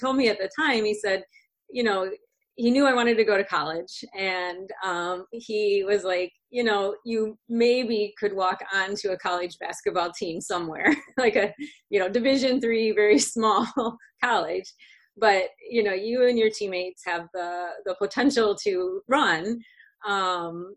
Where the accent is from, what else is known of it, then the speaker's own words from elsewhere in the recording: Otisville, Michigan, United States; moved away as an adult; now in Hawaii, United States; So I grew up in the Midwest. I grew up in a little town in Michigan that's called Otisville